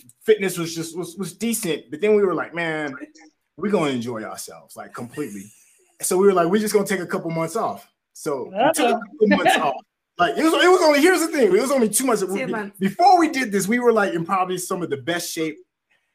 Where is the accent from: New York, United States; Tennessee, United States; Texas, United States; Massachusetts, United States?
Tennessee, United States; I grew up in Tennessee. I lived in the South my whole life.